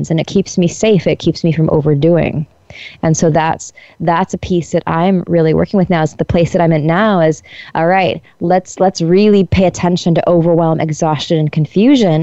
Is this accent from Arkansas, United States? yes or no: no; Colorado, United States; moved away as an adult; also born or lived in Iowa / India; I'm from Colorado